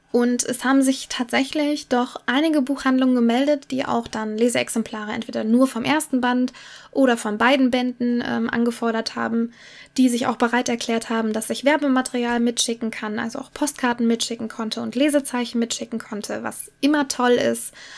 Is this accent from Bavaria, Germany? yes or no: no; Cologne, North Rhine-Westphalia, Germany; Ich komme aus dem Raum Köln